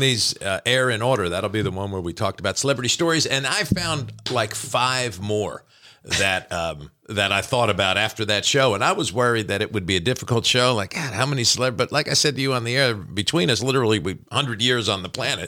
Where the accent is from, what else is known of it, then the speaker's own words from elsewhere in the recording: New Jersey, United States; moved away as an adult; now in Kentucky, United States; growing up in New Jersey, which is not necessarily a gun state per se.